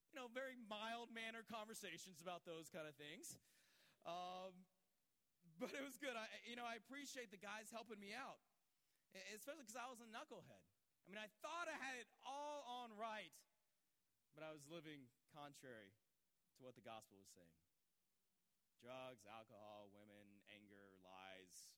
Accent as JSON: {"language": "English", "region": "Georgia", "country": "United States", "tie": "born or raised there", "also_born_or_lived": "Los Angeles", "moved": "yes", "said": "I grew up around churches in Georgia."}